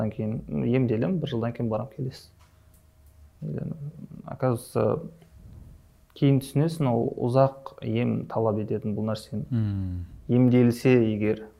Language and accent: Kazakh; Shymkent, Kazakhstan; also born or lived in Almaty; дүниеге келгенмін шымкент қаласының тумасымын ыыы ә, екі мың оныншы жылы мектепті бітірдім қазақ түрік лицейін шымкенттегі